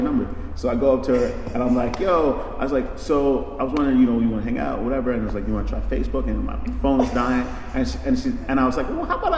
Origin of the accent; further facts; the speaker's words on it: Connecticut, United States; I'm from Connecticut.